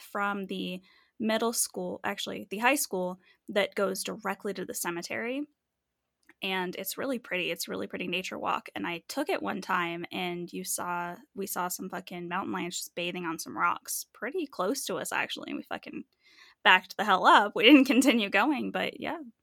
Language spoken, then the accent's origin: English; Manitou Springs, Colorado, United States; I grew up in Manitou and our school is literally on a mountain